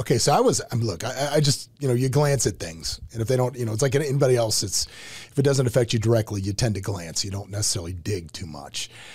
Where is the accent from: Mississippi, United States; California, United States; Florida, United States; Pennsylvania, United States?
Florida, United States; Tampa; Originally a Tampa guy